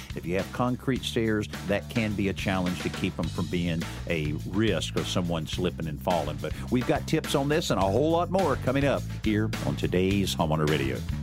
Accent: the South, United States; I'm a, you know, a southerner

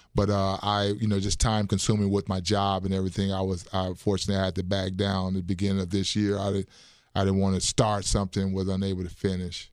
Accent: Chicago, Illinois, United States; moved away as an adult; also born or lived in Burlington, Iowa / Lawton, Oklahoma; now in Wisconsin, United States; I am um, originally from Chicago, Illinois. Um, went to high school at Dunbar High School.

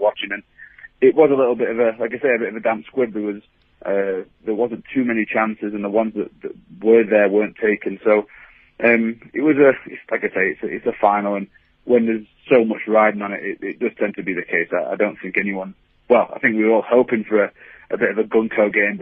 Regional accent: England, United Kingdom; English fans

